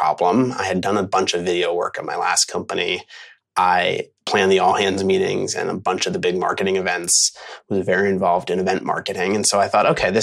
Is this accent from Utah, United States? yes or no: no; Philadelphia, Pennsylvania, United States; moved away as an adult; also born or lived in Los Angeles / Portland, Oregon; I am a Philly guy. I grew up in Philadelphia